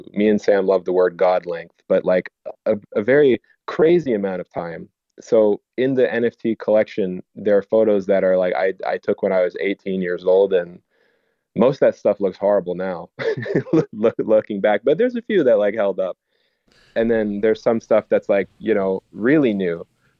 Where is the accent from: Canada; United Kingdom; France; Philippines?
Canada; it's about a American tradition that I like grew up with as growing up in Canada